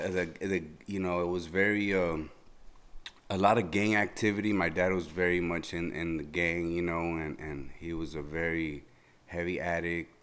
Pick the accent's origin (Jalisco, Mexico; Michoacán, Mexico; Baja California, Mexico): Baja California, Mexico; Mexicali; moved away; I was born in Mexicali